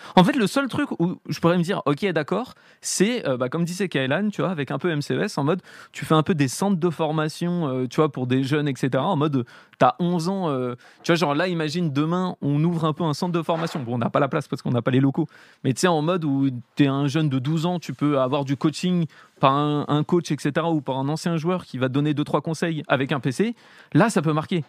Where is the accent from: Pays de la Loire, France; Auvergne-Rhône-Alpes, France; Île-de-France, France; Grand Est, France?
Île-de-France, France; Paris; j'ai grandi à Paris